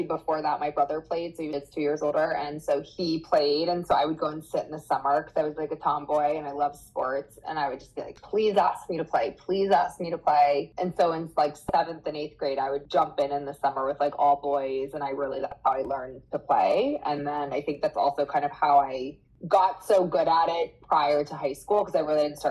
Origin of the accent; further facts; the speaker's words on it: Erie, Pennsylvania, United States; also born or lived in New York; I grew up in Erie, Pennsylvania, and I went to Erie McDowell.